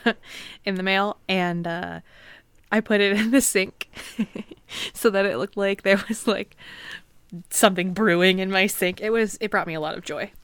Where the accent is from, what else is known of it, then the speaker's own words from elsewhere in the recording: Pacific Northwest, United States; I grew up in the Pacific Northwest, and we used to go on field trips down to the Sound